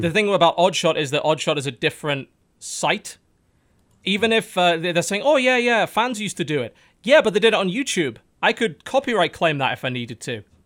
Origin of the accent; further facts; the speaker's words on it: United Kingdom; we're British